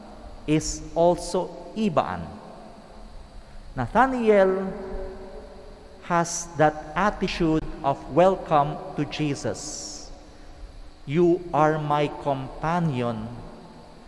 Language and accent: English; Ilocos Region, Philippines; I come from Pangasinan